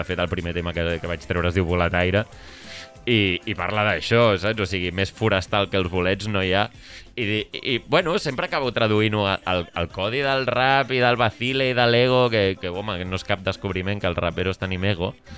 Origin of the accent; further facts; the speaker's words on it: Sant Cugat del Vallès, Catalonia, Spain; Jo sóc de Sant Cugat